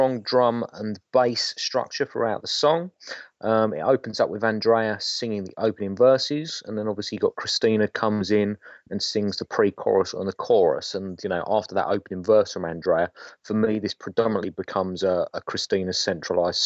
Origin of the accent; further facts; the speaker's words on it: England, United Kingdom; we're quintessentially English